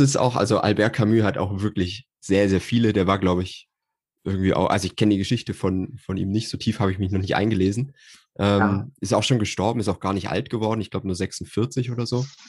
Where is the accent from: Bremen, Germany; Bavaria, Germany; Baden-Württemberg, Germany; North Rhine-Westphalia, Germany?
Bavaria, Germany; Nuremberg region; also ich bin aus der Nürnberger Region